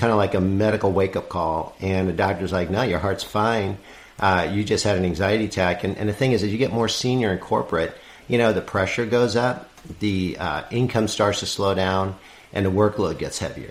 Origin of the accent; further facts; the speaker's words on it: New York City, New York, United States; I'm from New York City